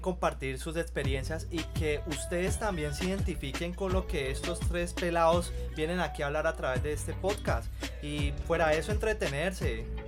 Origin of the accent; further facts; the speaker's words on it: Cali, Valle del Cauca, Colombia; soy aquí de Cali